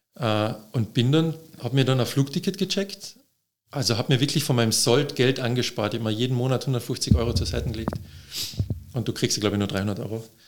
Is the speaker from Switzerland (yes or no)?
no; Austria; als Österreicher